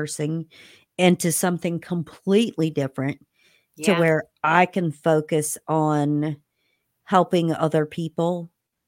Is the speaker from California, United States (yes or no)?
no; Indiana, United States; moved away; in between Bloomington and my hometown